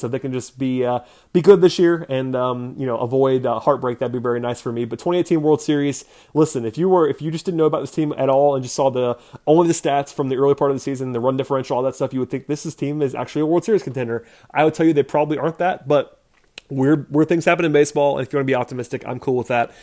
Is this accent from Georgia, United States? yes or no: yes; Atlanta, Georgia, United States; I grew up in Atlanta